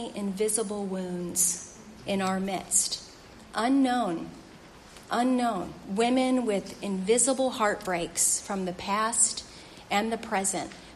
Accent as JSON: {"language": "English", "town": "St. Louis", "region": "Missouri", "country": "United States", "tie": "born or raised there", "said": "That's my hometown."}